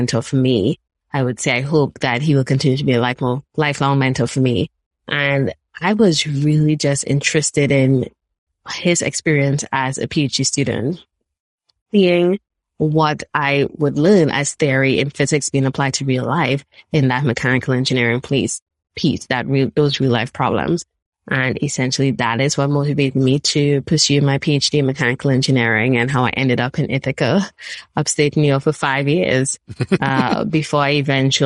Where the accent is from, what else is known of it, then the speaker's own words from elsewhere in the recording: Trinidad & Tobago; moved away as an adult; now in United States; I'm actually originally from Trinidad and Tobago. I'm a Trini girl at heart. I grew up there